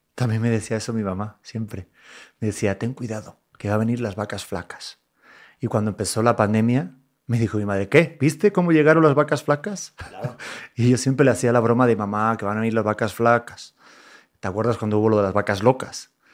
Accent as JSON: {"language": "Spanish", "country": "Mexico", "said": "somos mexicanos"}